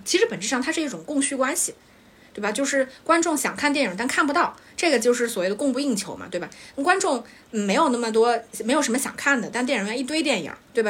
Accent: China; 我们中国人脑子太灵活了

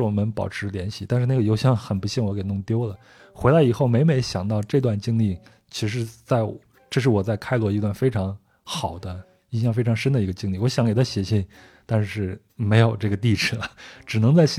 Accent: China; 然后就问我你到底是哪儿的人？我就跟他说啊，那我我我我是中国人。

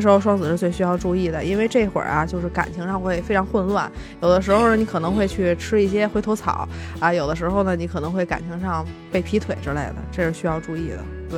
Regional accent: China; 我们中国人

